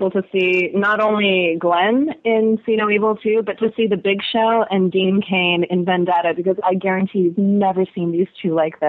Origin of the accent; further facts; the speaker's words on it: Canada; we're Canadian.